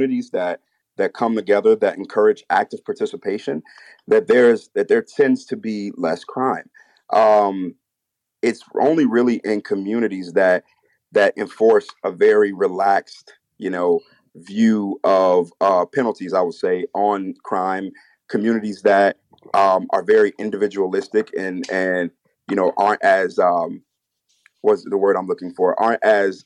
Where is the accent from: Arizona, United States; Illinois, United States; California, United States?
Illinois, United States; Chicago; I grew up in Chicago